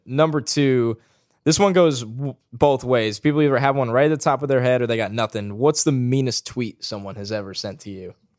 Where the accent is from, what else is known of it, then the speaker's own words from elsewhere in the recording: New York, United States; I'm from New York and I'm here